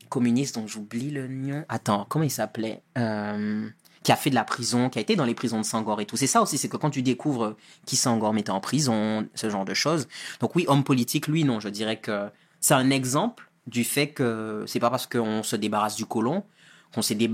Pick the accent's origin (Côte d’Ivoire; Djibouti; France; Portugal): France; Guadeloupe; ah ben moi, je viens de Guadeloupe, c'est en Caraïbes